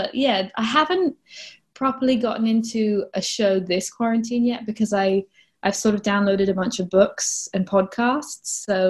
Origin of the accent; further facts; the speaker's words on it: England, United Kingdom; Similar to Maggie, I'm a bit confused in that technically I am from England, but I had a very international upbringing in that my dad's job, we moved around a lot when I was a kid.